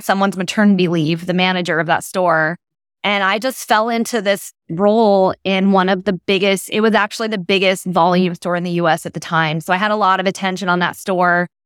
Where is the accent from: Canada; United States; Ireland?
United States; Portland, Oregon; I'm originally from the Pacific Northwest, so I grew up in Portland, Oregon